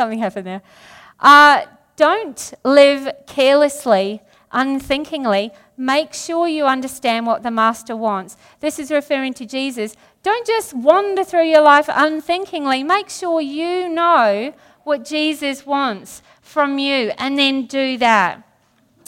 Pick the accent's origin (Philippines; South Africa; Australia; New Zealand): New Zealand; since I'm from New Zealand